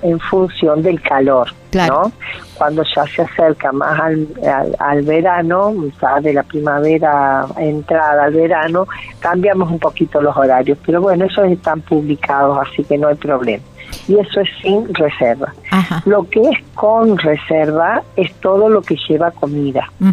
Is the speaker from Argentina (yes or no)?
yes; Córdoba, Argentina; moved away; Nosotros somos una familia de Córdoba